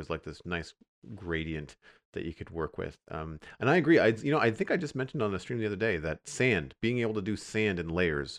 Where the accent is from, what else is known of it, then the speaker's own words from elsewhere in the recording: Canada; I am. Yep.